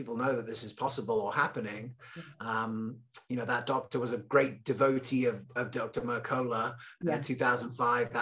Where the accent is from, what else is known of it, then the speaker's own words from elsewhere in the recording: England, United Kingdom; also born or lived in Loveland, Colorado; I was born in Loveland, Colorado, randomly. And I grew up in England